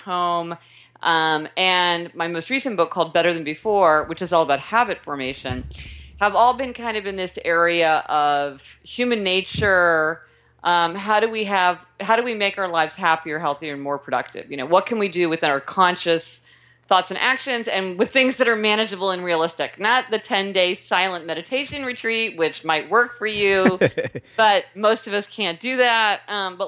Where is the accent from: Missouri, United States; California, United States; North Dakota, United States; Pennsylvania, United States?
Missouri, United States; Kansas City; I was born in Kansas City, Missouri